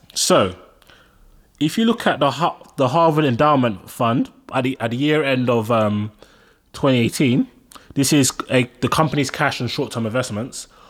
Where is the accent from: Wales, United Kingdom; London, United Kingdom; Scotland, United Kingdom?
London, United Kingdom; I'm Nigerian. I'm born and raised in London